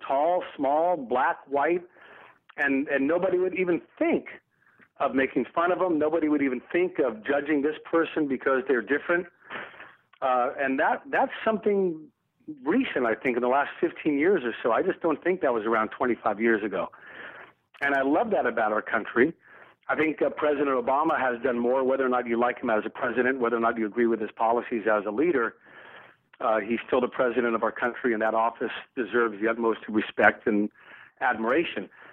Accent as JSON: {"language": "English", "region": "the South", "country": "United States", "tie": "born or raised there", "said": "I grew up in the South in the 1960s"}